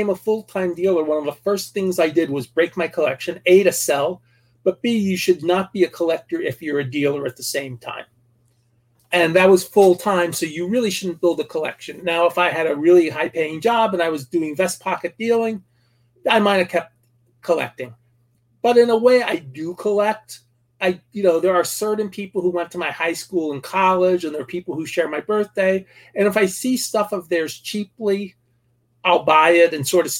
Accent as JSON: {"language": "English", "town": "Saddle Brook", "region": "New Jersey", "country": "United States", "tie": "born or raised there", "said": "There was one major league player from my hometown named Joe Cunningham. He's the only major leaguer from Saddlebrook, New Jersey."}